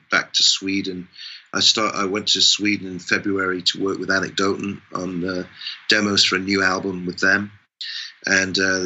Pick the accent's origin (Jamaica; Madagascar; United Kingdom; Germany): United Kingdom; England; I'm English